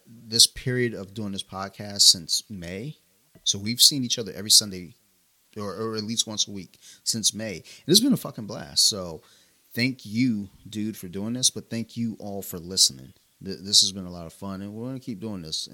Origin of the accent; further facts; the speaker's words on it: Detroit, Michigan, United States; I'm from Detroit